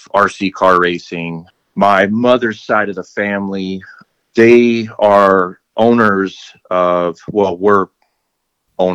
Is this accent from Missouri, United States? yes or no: no; Torrance, California, United States; also born or lived in San Diego, California; now in Henderson, United States; I grew up in the South Bay, Southern California area. I currently live in Henderson, Nevada right now.